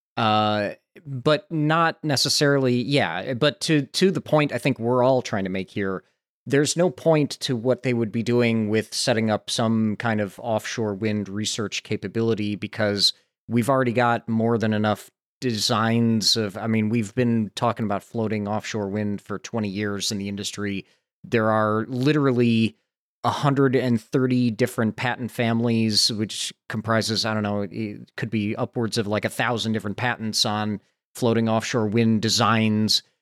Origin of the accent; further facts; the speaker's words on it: Santa Barbara, California, United States; here in my hometown, the University of California, Santa Barbara